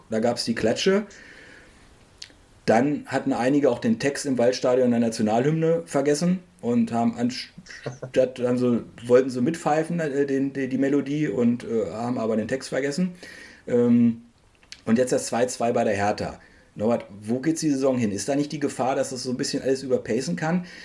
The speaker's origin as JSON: {"language": "German", "region": "Lower Saxony", "country": "Germany", "tie": "born or raised there", "said": "Und ich bin in Niedersachsen im Harz äh, geboren und aufgewachsen."}